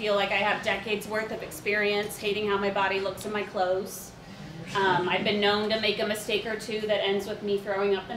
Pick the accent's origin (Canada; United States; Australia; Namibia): United States; Beavercreek, Ohio; moved away; also born or lived in Chicago; I grew up there in a town called Beaver Creek, where there's no beavers or creeks